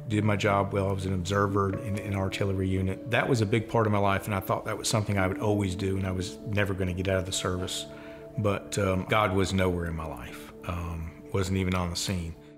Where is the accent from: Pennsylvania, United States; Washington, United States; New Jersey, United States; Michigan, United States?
New Jersey, United States; born and raised in New Jersey.